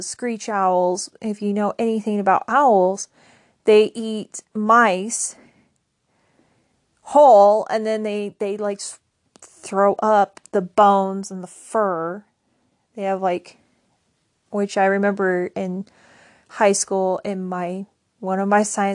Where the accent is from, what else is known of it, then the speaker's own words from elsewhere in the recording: United States; I'm from the United States